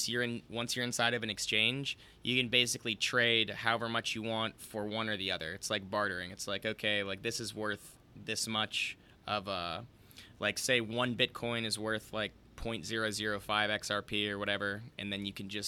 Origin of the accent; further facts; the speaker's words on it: United States; speaking as an American